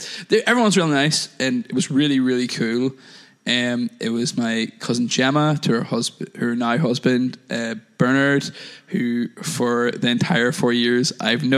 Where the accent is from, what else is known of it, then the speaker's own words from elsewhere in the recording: Northern Ireland, United Kingdom; moved away; I'm from Northern Ireland originally.